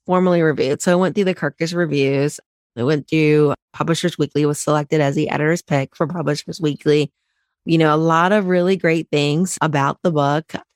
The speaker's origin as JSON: {"language": "English", "town": "Cincinnati", "region": "Ohio", "country": "United States", "tie": "born or raised there", "also_born_or_lived": "Chicago", "moved": "as an adult", "said": "I didn't grow up in Chicago, I grew up in Ohio, similar to you, in Cincinnati"}